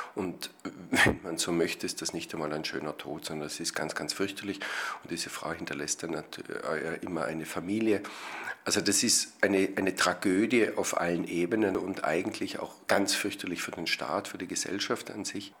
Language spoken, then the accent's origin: German; Austria; Bei uns in Österreich